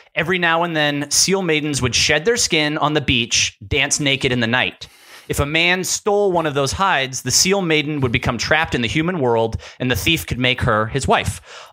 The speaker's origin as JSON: {"language": "English", "country": "United States", "tie": "born or raised there", "said": "I grew up in Tahoe, in the, kind of in the woods"}